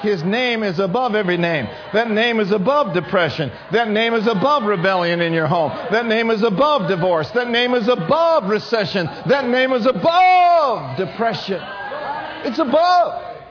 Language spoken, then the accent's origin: English; Minneapolis, Minnesota, United States; I grew up in Minneapolis